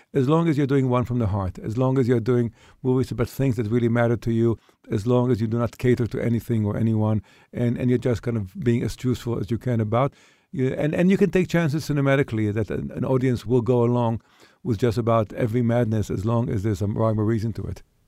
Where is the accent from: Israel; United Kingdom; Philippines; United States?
Israel; moved away; I was an Israeli kid.